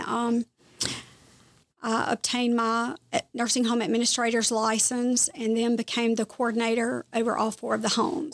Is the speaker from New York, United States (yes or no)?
no; Kosciusko, Mississippi, United States; moved away as an adult; also born or lived in South Carolina; now in Clemson, United States; I am from Kosciuszko